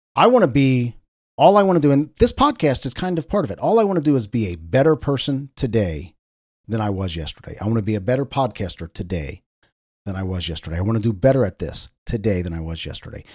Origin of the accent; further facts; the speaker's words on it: Cincinnati, Ohio, United States; my hometown, W L W T in Cincinnati, Ohio.